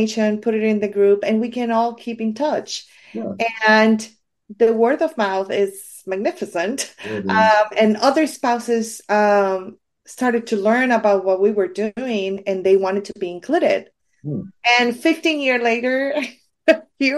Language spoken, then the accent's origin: English; Puerto Rico; I'm from Puerto Rico.